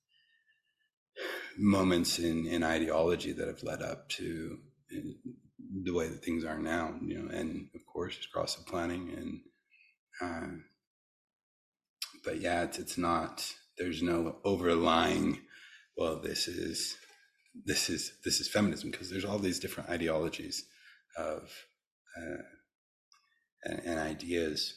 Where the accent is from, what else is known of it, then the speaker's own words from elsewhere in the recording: United States; growing up as, you know, being American, growing up as a Westerner. I mean, my dad is from East Africa, so half-half